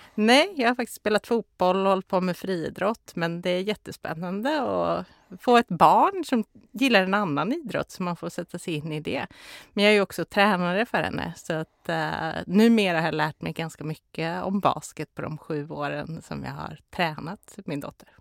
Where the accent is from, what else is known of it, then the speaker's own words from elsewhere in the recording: Karlstad, Värmland, Sweden; moved away; also born or lived in Stockholm; Jag är ju från Karlstad så jag är ju inte från Stockholm